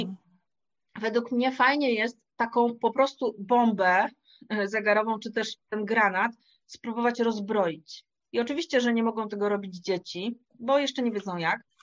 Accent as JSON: {"language": "Polish", "town": "Wrocław", "region": "Lower Silesian Voivodeship", "country": "Poland", "said": "Ja jestem z Wrocławia"}